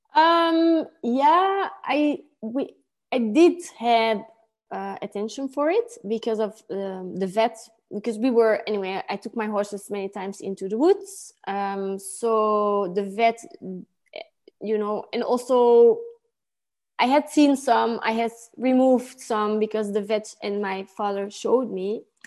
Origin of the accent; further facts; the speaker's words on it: Antwerp, Flanders, Belgium; I grew up in a town called Kątych in Antwerp.